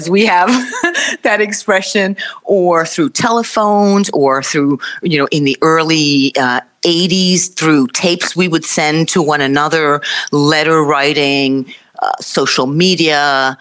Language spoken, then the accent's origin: English; United States; I grew up in the United States